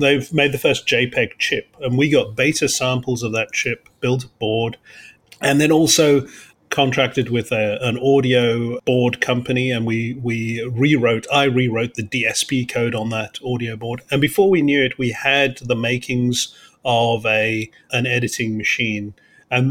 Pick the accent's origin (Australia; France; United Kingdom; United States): United Kingdom; London; moved away; also born or lived in Cape Town, South Africa; I grew up in London. But was actually born in Cape Town in South Africa, at the tip of Africa. But I grew up in London from the age of 8